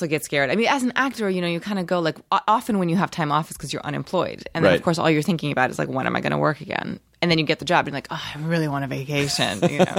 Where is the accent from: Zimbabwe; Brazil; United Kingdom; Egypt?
Brazil; Rio de Janeiro; now in United States; Well, I'm from Rio, and I highly recommend Rio.